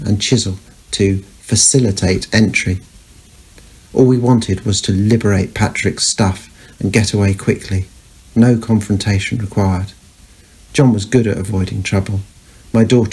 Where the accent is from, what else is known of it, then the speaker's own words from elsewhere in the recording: London, United Kingdom; as we Londoners say